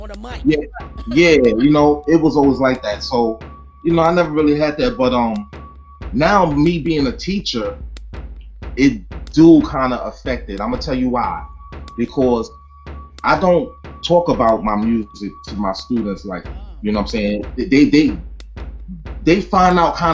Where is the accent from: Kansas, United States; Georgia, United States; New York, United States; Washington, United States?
New York, United States; Brooklyn; moved away; also born or lived in Long Island / Baltimore, Maryland / Orlando, Florida; growing up in Brooklyn